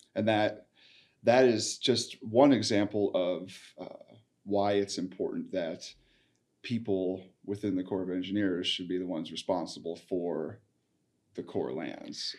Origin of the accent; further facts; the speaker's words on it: Midwest, United States; moved away; I grew up in the Midwest